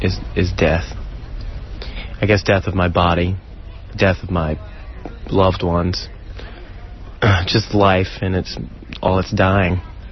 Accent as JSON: {"language": "English", "town": "Brewton", "region": "Alabama", "country": "United States", "tie": "born or raised there", "said": "I grew up in Alabama, Brewton, Alabama, south near Pensacola, Florida."}